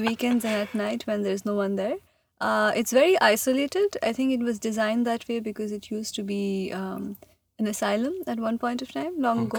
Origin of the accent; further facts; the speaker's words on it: India; moved away as an adult; also born or lived in Massachusetts; I am from India and I did, like, I was born there, I grew up there, I did high school there